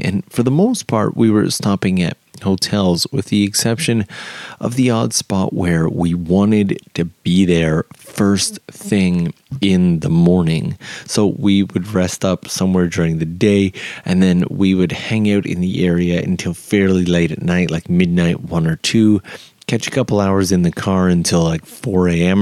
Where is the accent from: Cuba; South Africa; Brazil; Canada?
Canada; moved away as an adult; now in Japan; If you are Canadian like myself